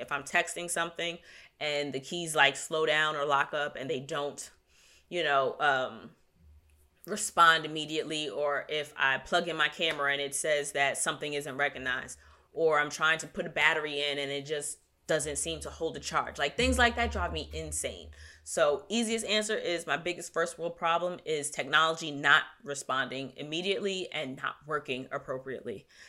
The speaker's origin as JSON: {"language": "English", "region": "New York", "country": "United States", "said": "I'm from New York"}